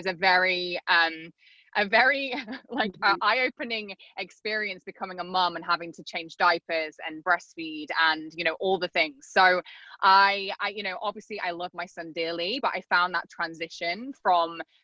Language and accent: English; England, United Kingdom; moved away as an adult; also born or lived in Arizona; now in South Florida, United States; I'm not from the States, I'm from England. So I'd kind of grown up in England.